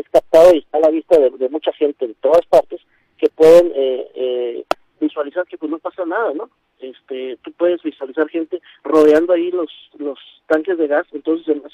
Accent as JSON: {"language": "Spanish", "country": "Mexico", "said": "como, ciudadanos, como mexicanos, hablando particularmente de nuestro país"}